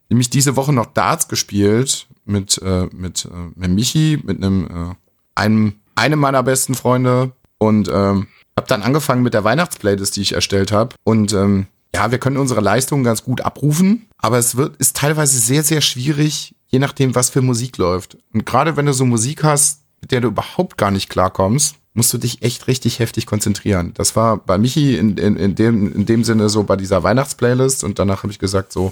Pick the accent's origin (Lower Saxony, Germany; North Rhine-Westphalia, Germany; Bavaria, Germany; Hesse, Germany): Bavaria, Germany; Coburg; bei uns in Coburg